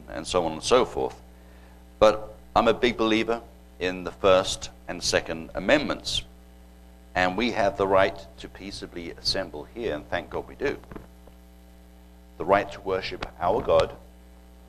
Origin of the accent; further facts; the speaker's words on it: England, United Kingdom; moved away as an adult; growing up in England